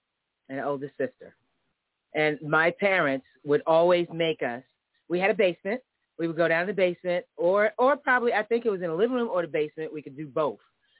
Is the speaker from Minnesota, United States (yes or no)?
no; Philadelphia, Pennsylvania, United States; moved away as an adult; also born or lived in The Bronx, New York; now in California, United States; I'm from both places. I'm from West Philadelphia, but I'm born, what's inside my heart and blood is Bronx, and I'm proud of that.